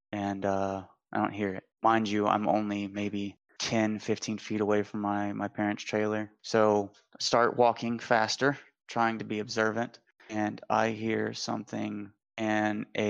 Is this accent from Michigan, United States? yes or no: no; Pearl River, Louisiana, United States; I am from Pearl River, Louisiana, closer to the outskirts out by Hickory